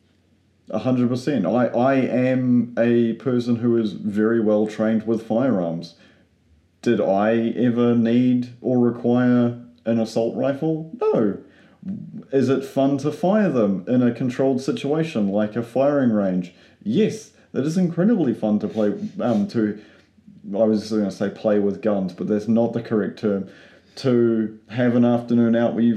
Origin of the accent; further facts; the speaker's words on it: United States; now in Wellington, New Zealand; I'm an American